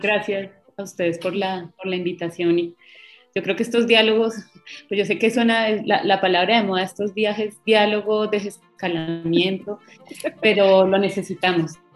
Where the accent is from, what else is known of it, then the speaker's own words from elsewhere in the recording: Bogotá, Colombia; now in Cali, Colombia; yo soy eh, de Bogotá, hace mucho tiempo me vine para Cali